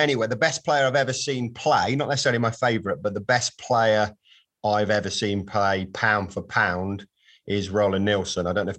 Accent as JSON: {"language": "English", "town": "Coventry", "region": "West Midlands", "country": "United Kingdom", "said": "So I was born, I am from Coventry, albeit I've lived there intermittently, but not lived there, didn't really grow up in Coventry."}